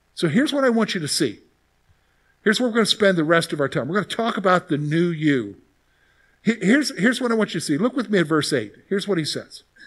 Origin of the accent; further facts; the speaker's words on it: Columbia, South Carolina, United States; growing up in the South, you hear a lot about salvation because it's very much a Christian culture down there